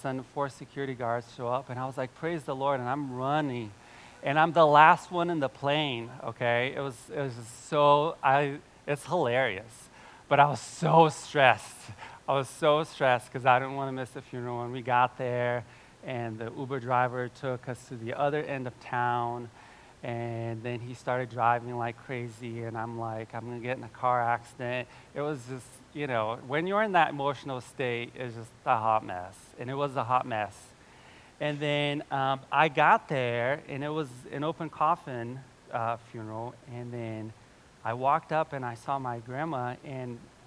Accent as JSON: {"language": "English", "country": "Brazil", "moved": "yes", "lives_now": "Cincinnati, United States", "said": "I'm from Brazil, my whole family's there"}